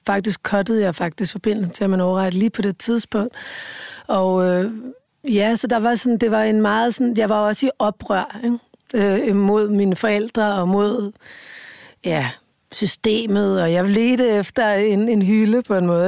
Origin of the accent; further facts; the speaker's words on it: Rødovre, Capital Region of Denmark, Denmark; følte jeg mig jo virkelig som en outsider i Rødovre, ikke? der hvor jeg voksede op